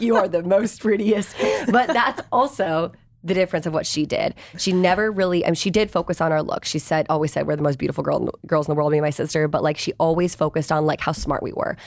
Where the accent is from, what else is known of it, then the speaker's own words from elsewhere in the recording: Virginia, United States; I grew up in Virginia. Like I didn't grow up